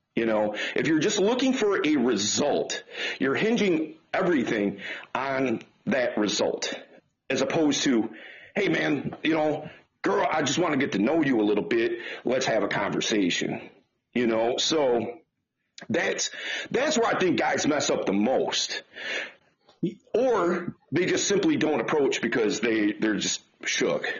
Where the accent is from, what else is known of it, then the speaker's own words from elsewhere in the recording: Detroit, Michigan, United States; I'm from Detroit. Uh, grew up in Detroit, uh, still in Detroit